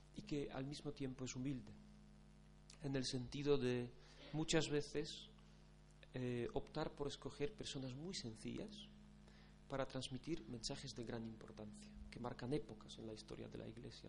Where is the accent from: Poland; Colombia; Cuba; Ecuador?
Poland; moved away as an adult; now in Spain; yo llevo nueve años en España aunque no, es que sea de origen polaco, como dijo Carmen, sino soy polaco